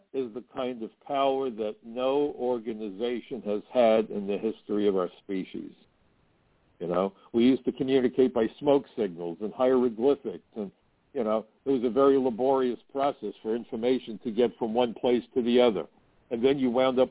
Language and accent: English; United States; I'm American